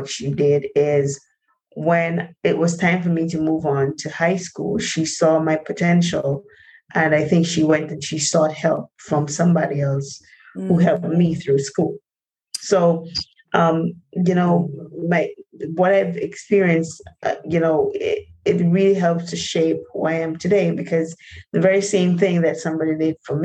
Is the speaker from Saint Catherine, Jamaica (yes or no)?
yes; Linstead, Saint Catherine, Jamaica; growing up in Jamaica in a place called Linstead, St. Catherine